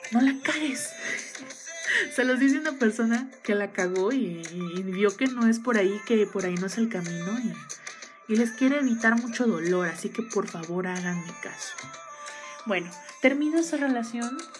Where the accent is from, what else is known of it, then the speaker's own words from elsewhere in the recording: Mexico City, Mexico; yo soy originaria de la Ciudad de México